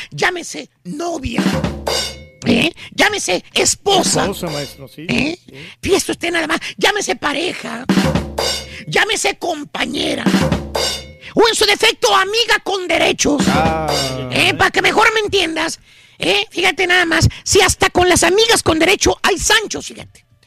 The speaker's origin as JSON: {"language": "Spanish", "country": "Mexico", "said": "O sea, yo soy mexicano, soy realista, realista."}